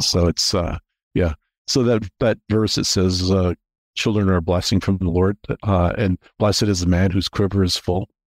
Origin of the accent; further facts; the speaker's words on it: Toronto, Ontario, Canada; also born or lived in Atlanta; I grew up in the Toronto area